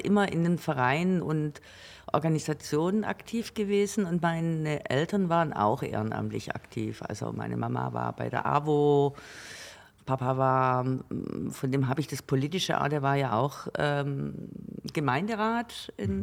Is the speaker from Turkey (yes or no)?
no; Kuchen, Baden-Württemberg, Germany; ich bin in Kuchen geboren. Kuchen, ein ganz schönes kleines Dörfchen zwischen Gingen, Süßen und Geislingen